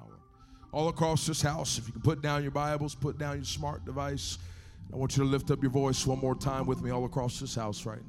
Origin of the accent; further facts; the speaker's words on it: Texas, United States; now in California, United States; I might live in California now, but I grew up in Texas